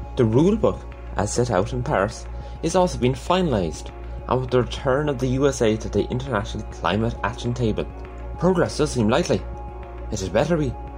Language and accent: English; East Galway, Connacht, Ireland; I'm 16, I'm from East Galway